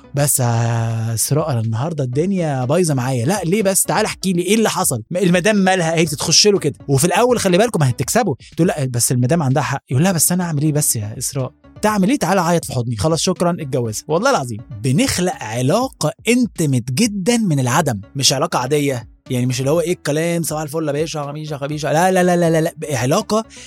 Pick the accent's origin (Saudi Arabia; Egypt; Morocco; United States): Egypt; Alexandria Governorate; جوانا كمصريين